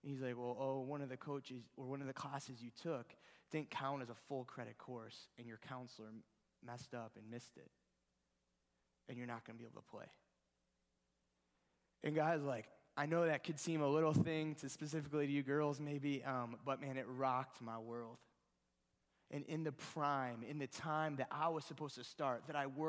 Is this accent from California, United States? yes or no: no; Ohio, United States; I'm from Ohio.